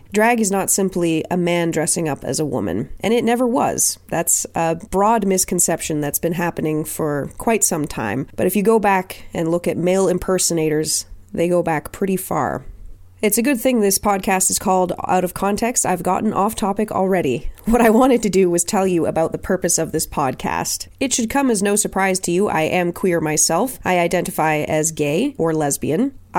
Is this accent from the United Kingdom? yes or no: no; Nova Scotia, Canada; also born or lived in Germany / Alberta; now in Ontario, Canada; I was born in Nova Scotia, lived in Germany, then Alberta, then back to Nova Scotia, and now I'm in Ontario